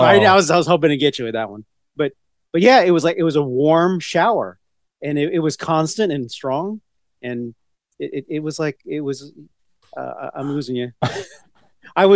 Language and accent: English; Virginia, United States; we're from Virginia.